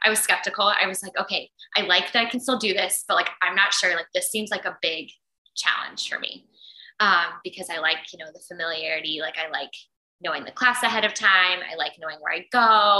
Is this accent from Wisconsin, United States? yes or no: no; Indianapolis, Indiana, United States; moved away as an adult; now in Minneapolis, United States; moved here in August 2019 from Indianapolis, where I grew up.